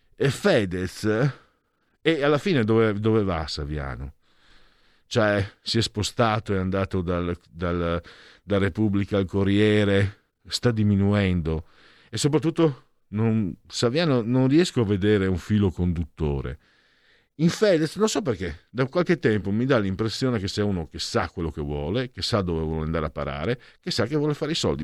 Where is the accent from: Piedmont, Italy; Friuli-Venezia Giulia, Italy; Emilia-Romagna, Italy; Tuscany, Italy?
Friuli-Venezia Giulia, Italy; San Vito al Tagliamento; nel mio paese nativo, quello mio proprio, San Vito il Tagliamento